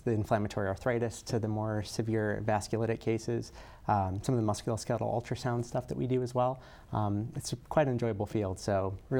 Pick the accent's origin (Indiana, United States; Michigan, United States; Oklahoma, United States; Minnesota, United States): Indiana, United States; Northwest; moved away as an adult; also born or lived in Chicago, Illinois; now in Sioux Falls, United States; Yeah, so my wife and I moved to Sioux Falls 2 years ago. Before that, we were living in Northwest Indiana. I grew up in Northwest Indiana outside of Chicago